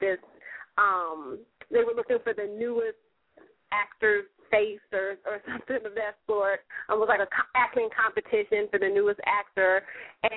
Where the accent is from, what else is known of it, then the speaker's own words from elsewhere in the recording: Chicago, Illinois, United States; moved away as an adult; now in Los Angeles, United States; I'm from Chicago, Illinois, Sci City. And so I moved to L.A. In 2008, so I'm out here now